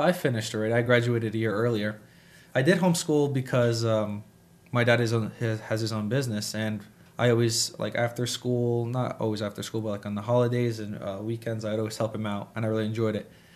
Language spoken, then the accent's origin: English; Harrisonburg, Virginia, United States; also born or lived in Massachusetts; we finally settled in Harrisonburg and I went to school here all my life. So I've, I've lived here and this is where I grew up